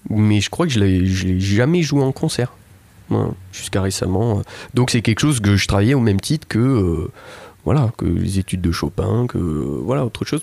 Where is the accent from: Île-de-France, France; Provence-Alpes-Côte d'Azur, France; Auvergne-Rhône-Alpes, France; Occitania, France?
Occitania, France; Toulouse; je suis toulousain